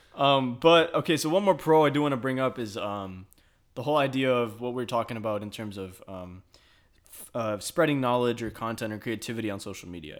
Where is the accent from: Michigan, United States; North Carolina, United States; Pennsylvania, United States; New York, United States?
Michigan, United States; now in Texas, United States; I'm from Michigan